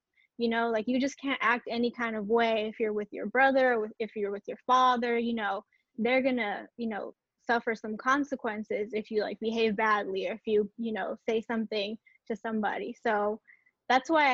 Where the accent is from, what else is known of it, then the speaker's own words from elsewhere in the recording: Watsonville, California, United States; I grew up and was born in California, in Santa Cruz area, Santa Cruz, Watsonville area